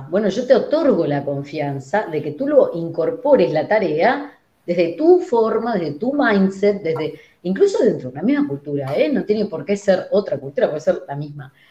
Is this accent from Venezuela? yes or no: no; Uruguay; yo fui criado en Uruguay, fui y estoy con ese mindset